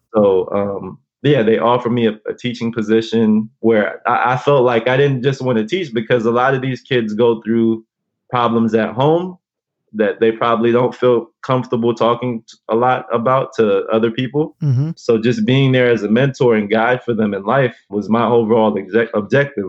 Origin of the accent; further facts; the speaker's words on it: Los Angeles, California, United States; also born or lived in Alhambra; growing up in South